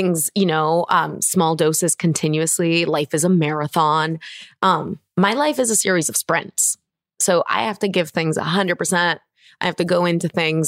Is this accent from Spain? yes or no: yes; Barcelona, Catalonia, Spain; now in Los Angeles, United States; I'm born and raised in Barcelona